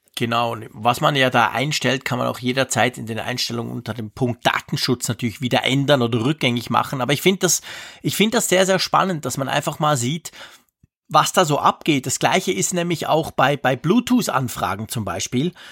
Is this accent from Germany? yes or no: no; Switzerland; ich bin ein Schweizer